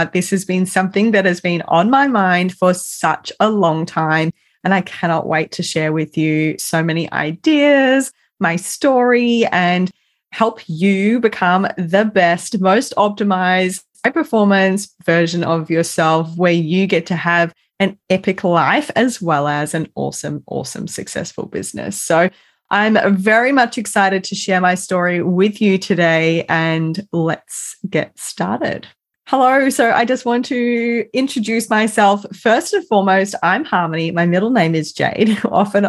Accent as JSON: {"language": "English", "town": "Melbourne", "region": "Victoria", "country": "Australia", "tie": "born or raised there", "moved": "yes", "lives_now": "Perth, Australia", "said": "grew up in a family home with a large family in Melbourne. So I'm originally from Melbourne and I now live in Perth"}